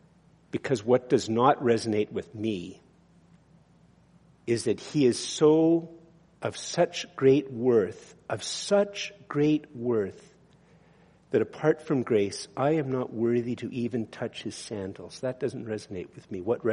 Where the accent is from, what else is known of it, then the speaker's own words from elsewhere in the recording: Montreal, Quebec, Canada; Actually, I'm not from Brudenell. I'm from Montreal, but you get the point.